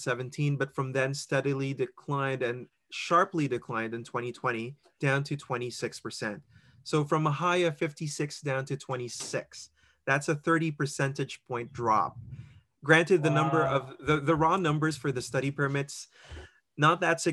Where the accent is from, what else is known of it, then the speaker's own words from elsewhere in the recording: Philippines; now in Mississauga, Canada; I'm originally from the Philippines